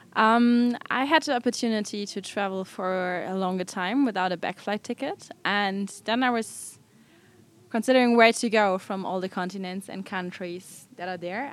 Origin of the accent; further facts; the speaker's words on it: Germany; I'm from Germany, a traveler.